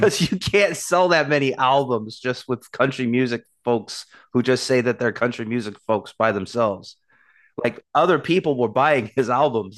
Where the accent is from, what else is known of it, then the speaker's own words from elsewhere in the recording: Portland, Oregon, United States; my hometown, Portland, Oregon